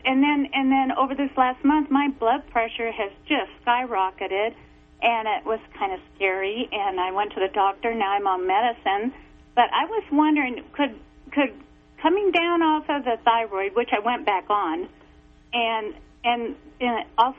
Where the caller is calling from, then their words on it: Oregon, United States; Hey, I'm from Eastern Oregon.